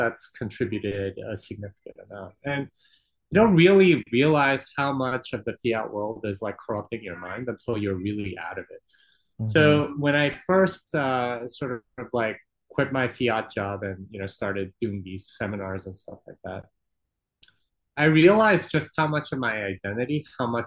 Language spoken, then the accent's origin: English; Texas, United States; I'm from Texas, and if you know anything about Texans, it's that they want you to know that they're from Texas